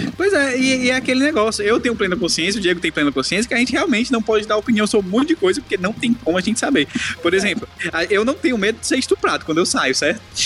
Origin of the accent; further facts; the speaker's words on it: Ceará, Brazil; perder o sotaque, daqui do Ceará